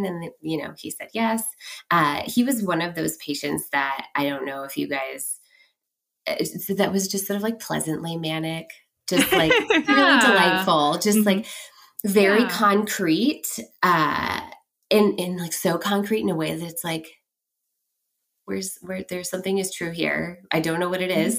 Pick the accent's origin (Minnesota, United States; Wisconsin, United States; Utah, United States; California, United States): California, United States; Bay Area; moved away as an adult; also born or lived in San Francisco; now in Portland, United States; I'm originally from the Bay Area